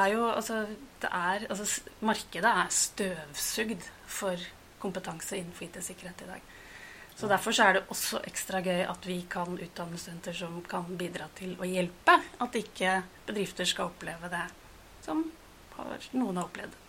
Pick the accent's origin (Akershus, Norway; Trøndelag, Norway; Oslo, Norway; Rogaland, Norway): Oslo, Norway; født og oppvokst i Oslo